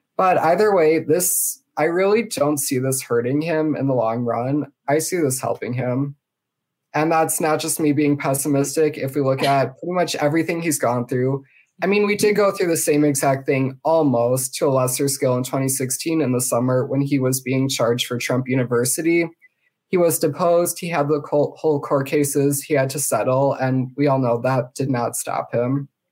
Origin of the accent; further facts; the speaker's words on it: Wisconsin, United States; I am from Wisconsin